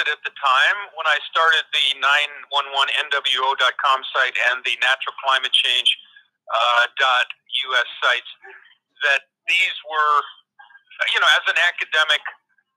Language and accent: English; Crestone, Colorado, United States; my hometown, Crestone Baca, Colorado